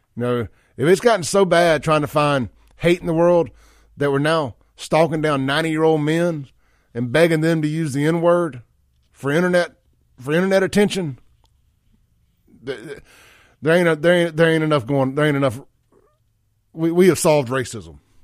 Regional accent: Mississippi, United States; I'm from Mississippi

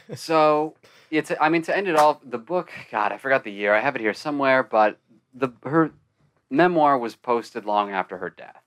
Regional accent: Arizona, United States; I'm from Arizona.

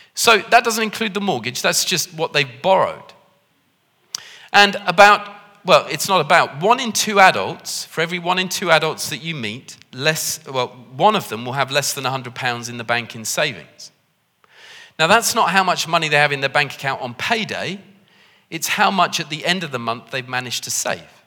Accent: United Kingdom; we're British

